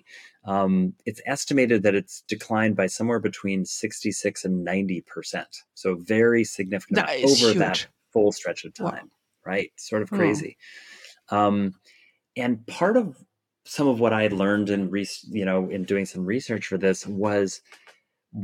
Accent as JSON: {"language": "English", "region": "Oregon coast", "country": "United States", "tie": "born or raised there", "moved": "yes", "said": "I grew up on the Oregon coast"}